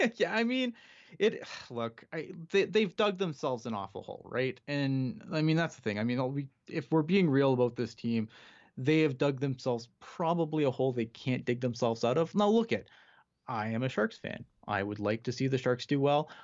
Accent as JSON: {"language": "English", "country": "Canada", "said": "I'm Canadian"}